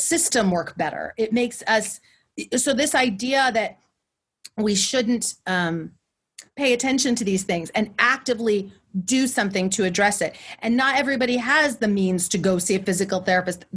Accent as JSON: {"language": "English", "area": "Central Valley", "region": "California", "country": "United States", "said": "I'm from the Central Valley"}